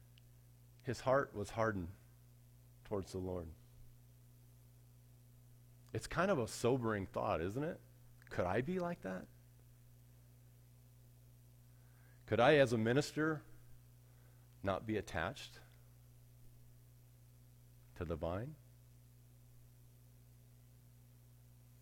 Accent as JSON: {"language": "English", "town": "Arvada", "region": "Colorado", "country": "United States", "tie": "born or raised there", "said": "When I was a kid, I grew up in Arvada"}